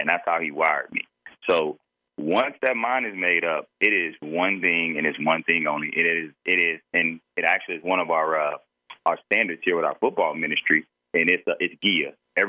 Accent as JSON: {"language": "English", "region": "Florida", "country": "United States", "said": "And so we were headed to the Bahamas for a weekend because we're from Florida."}